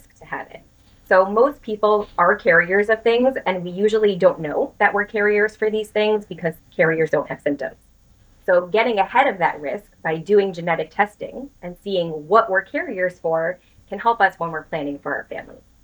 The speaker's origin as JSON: {"language": "English", "town": "New York City", "region": "New York", "country": "United States", "tie": "born or raised there", "said": "I was born and raised in the New York City area."}